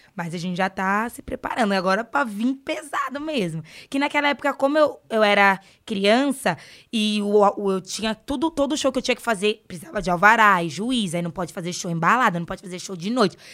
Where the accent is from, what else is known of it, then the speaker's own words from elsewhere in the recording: São Paulo, Brazil; Eu vim de lá, da rua Peixe de Couro